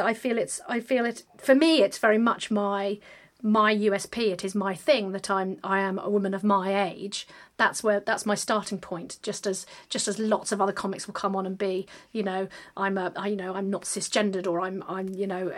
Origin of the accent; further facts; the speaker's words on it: London, United Kingdom; I'm a Londoner and I perform in London